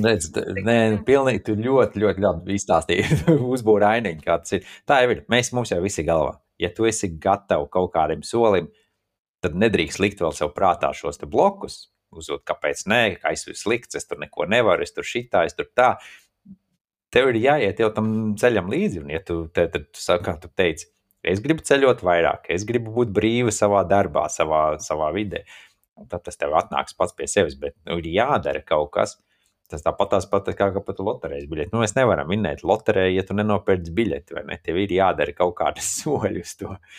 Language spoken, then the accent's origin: Latvian; Riga, Latvia; moved away; Es esmu rīznieks no Rīgas